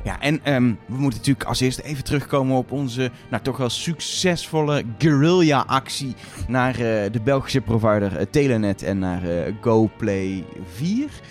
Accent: Netherlands; als Nederlanders

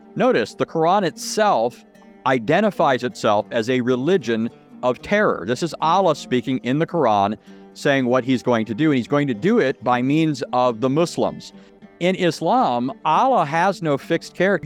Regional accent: Southern California, United States; I grew up in Southern California

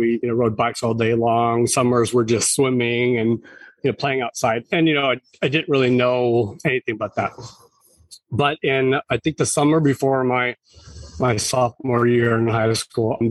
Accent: Marysville, California, United States; now in San Diego, United States; I grew up in Northern California, just north of Sacramento, about maybe 35 minutes north in a small rural town called Marysville

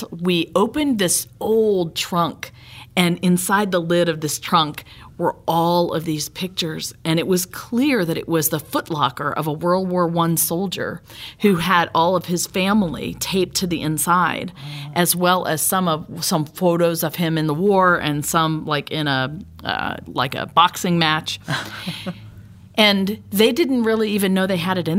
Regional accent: Laurel, Mississippi, United States; moved away; began this Veterans Museum in my hometown of Laurel, Mississippi

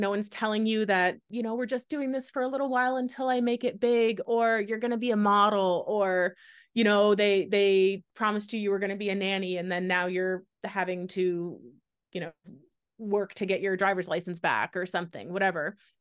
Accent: Canada; moved away as an adult; also born or lived in Wyoming; I'm Canadian

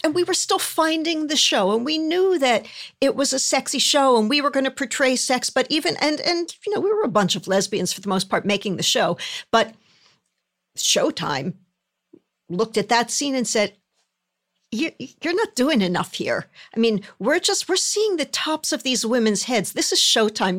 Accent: Philadelphia, Pennsylvania, United States; moved away; I grew up in Philadelphia

